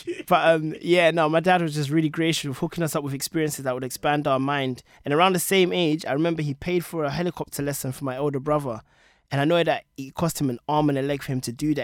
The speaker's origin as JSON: {"language": "English", "region": "London", "country": "United Kingdom", "tie": "born or raised there", "said": "growing up in Tottenham, I felt like I was growing up relatively poor in the ghetto."}